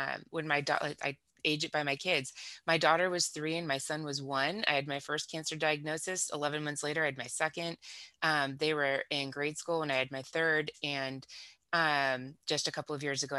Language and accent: English; Southern California, United States; accent: valley girl; moved away as an adult; now in Kansas City, United States; Born in Southern California, so in the 70s. So I grew up in Southern California in the 80s.